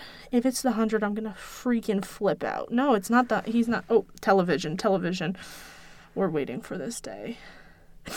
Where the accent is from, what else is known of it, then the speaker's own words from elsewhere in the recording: East Coast, United States; I grew up on the East Coast